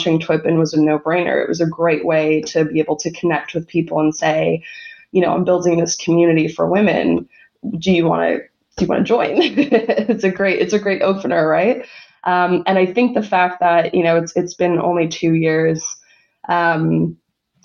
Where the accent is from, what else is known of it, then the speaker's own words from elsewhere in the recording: New York, United States; moved away as an adult; also born or lived in London; now in Melbourne, Australia; I'm actually from New York originally